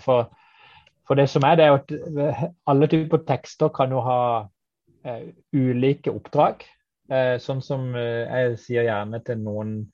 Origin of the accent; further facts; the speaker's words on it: Kristiansand, Agder, Norway; jeg kommer fra Kristiansand